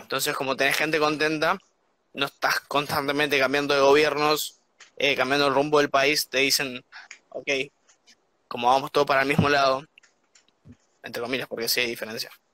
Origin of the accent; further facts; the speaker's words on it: Argentina; moved away as an adult; now in Copenhagen, Denmark; Somos argentinos